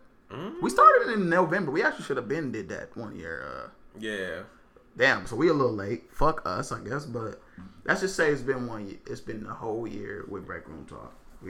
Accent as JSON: {"language": "English", "region": "West Coast", "country": "United States", "said": "since we're from the West Coast"}